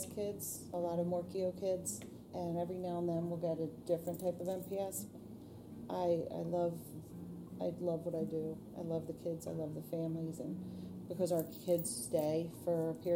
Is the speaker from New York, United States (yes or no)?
no; Pennsylvania, United States; We're from Pennsylvania